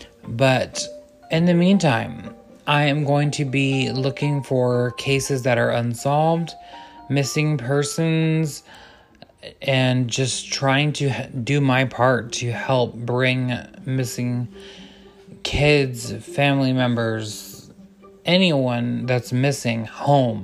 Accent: Texas, United States; I am from Texas

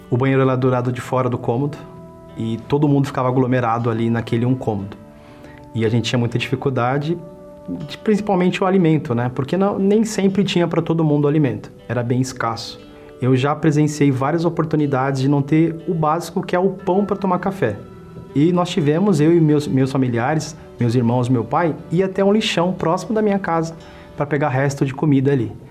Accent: São Paulo, Brazil; tenho 38 anos, sou bancário e empresário. Eu nasci aqui em São Paulo mesmo.

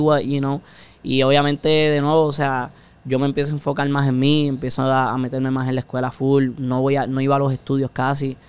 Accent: Puerto Rico; No somos de Puerto Rico si no decimos puñeta

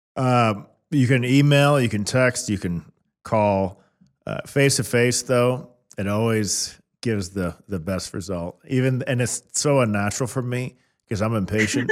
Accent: Kansas City, United States; I was born and raised in Kansas City.

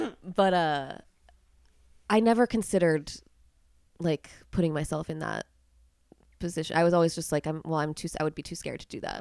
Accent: Pennsylvania, United States; I am actually from Pennsylvania

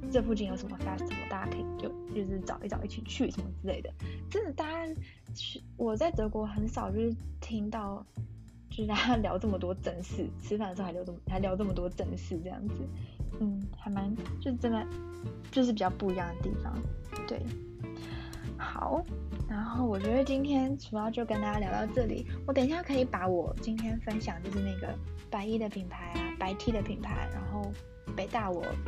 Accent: Taiwan; moved away; also born or lived in Germany; 你是台湾人吗？然后我就说，哦，对

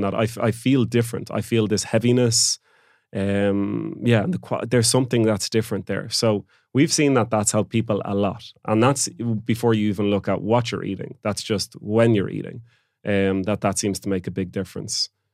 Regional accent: Oranmore, Connacht, Ireland; moved away; also born or lived in Barcelona, Spain; I'm from Galway as well

